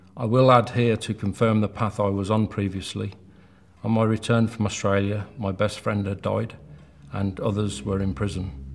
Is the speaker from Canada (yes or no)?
no; Birmingham, West Midlands, United Kingdom; I grew up in Birmingham with a mother and father and three sisters